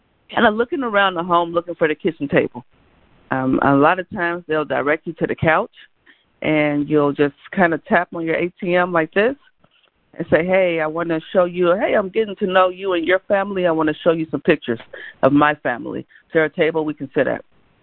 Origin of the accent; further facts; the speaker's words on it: Gary, Indiana, United States; I grew up in Gary, Indiana.